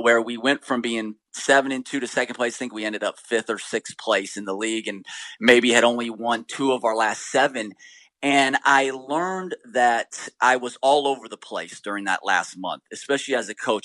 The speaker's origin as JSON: {"language": "English", "town": "Sacramento", "region": "California", "country": "United States", "tie": "born or raised there", "moved": "as an adult", "said": "where I grew up in Sacramento"}